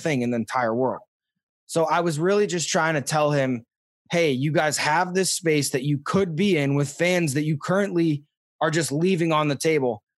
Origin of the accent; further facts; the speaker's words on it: St. Louis, Missouri, United States; as a kid in Missouri, like, I, I grew up in Saint Louis